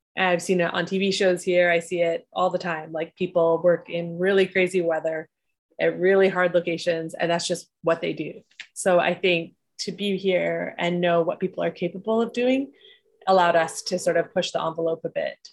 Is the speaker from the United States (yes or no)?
no; Edmonton, Alberta, Canada; I was born in Edmonton